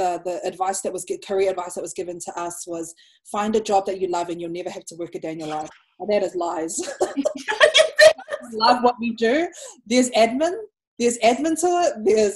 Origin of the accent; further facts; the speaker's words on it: Samoa; And I'm like, oh, I'm from Samoa.